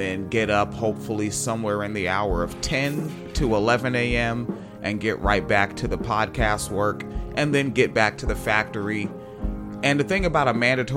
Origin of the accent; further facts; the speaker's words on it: Pierce County, Washington, United States; also born or lived in Florida / Illinois; now in Michigan, United States; I grew up in Pierce County, Washington State, between Tacoma and Spanaway.